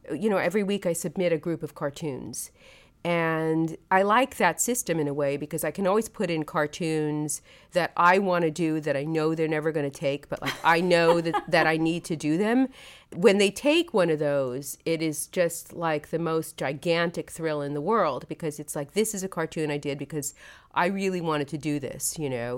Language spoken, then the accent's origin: English; Brooklyn, New York, United States; I grew up there